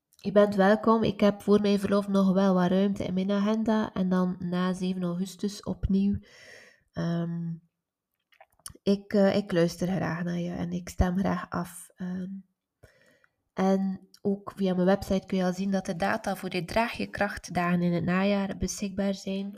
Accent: West Flanders, Belgium; ik ben van West-Vlaanderen

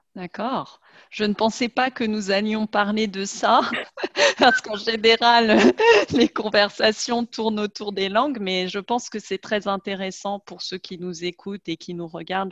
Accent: France; moved away as an adult; also born or lived in Germany; en tant que Française, et surtout en tant que Française de ma génération

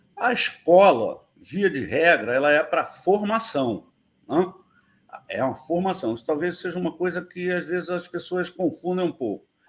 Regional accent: Rio de Janeiro, Brazil; moved away as an adult; also born or lived in São Paulo; eu sempre fui morador da Ilha do Governador, aqui no Rio, né? O, nasci no. Nasci no Maitá, mas vim direto para a ilha

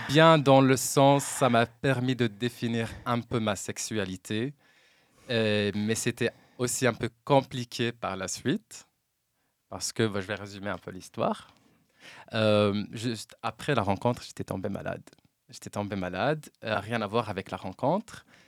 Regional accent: Oujda region, Oriental, Morocco; moved away as an adult; now in Brussels, Belgium; je viens de la région d'Oujda. Ça fait 10 ans maintenant que j'ai quitté la Belgique. Ah, que j'ai quitté le Maroc

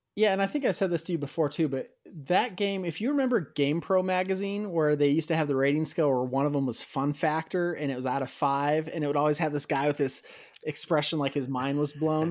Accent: outside Chicago, Illinois, United States; I grew up outside Chicago

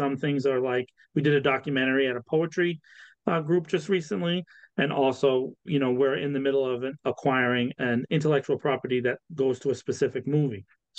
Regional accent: Boston, Massachusetts, United States; born there; now in Worcester, United States; I was born in Boston, and I probably have lived in, I don't know, 35 or 40 of the towns and cities that make up our Commonwealth. But for the last 6 years, I've been in Worcester

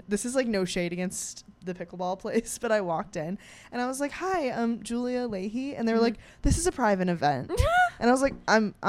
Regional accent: Rochester, New York, United States; now in New York City, United States; I'm from Rochester.

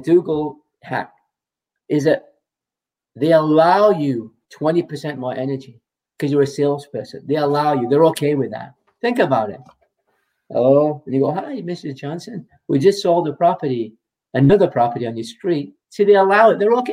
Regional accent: England, United Kingdom; moved away; I'm from England, you know, so I say garage. I say tomato

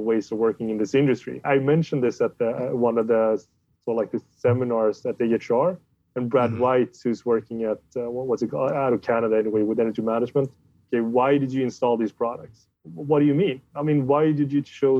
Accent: Sweden; I'm from Sweden

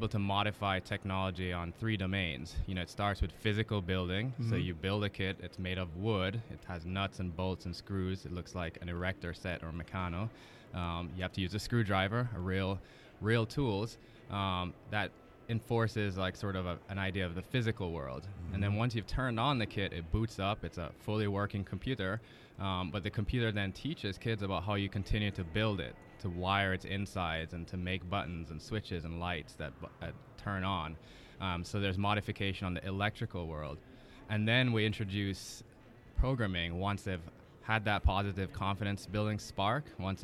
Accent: Jamaica; I had as a kid growing up in Jamaica

